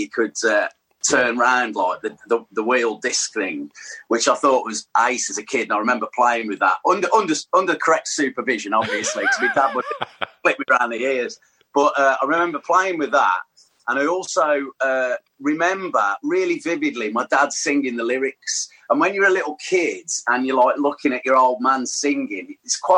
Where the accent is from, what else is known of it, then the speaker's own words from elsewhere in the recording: Tamworth, West Midlands, United Kingdom; also born or lived in Sutton Coldfield / Birmingham; I grew up in Tamworth.